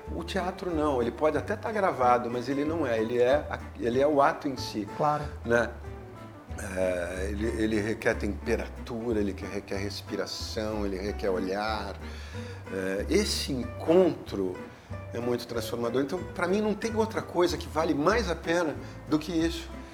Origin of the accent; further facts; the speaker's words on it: São Paulo, Brazil; eu sou paulistano, paulista da gema